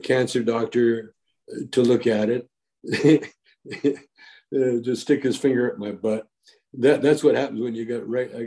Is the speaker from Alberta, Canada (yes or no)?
yes; Calgary, Alberta, Canada; moved away; also born or lived in Vancouver, Canada; I grew up in Calgary, Alberta, Canada.